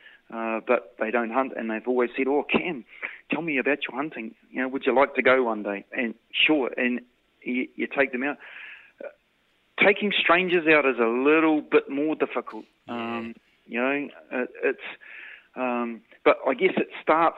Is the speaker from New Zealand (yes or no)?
yes; New Zealand; being a New Zealander